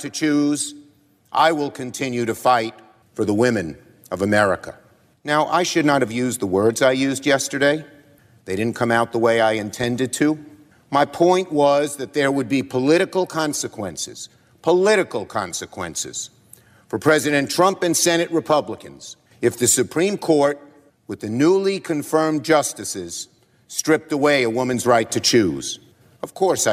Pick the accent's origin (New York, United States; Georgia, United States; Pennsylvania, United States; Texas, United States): New York, United States; New York City; I'm from Brooklyn. We speak in strong language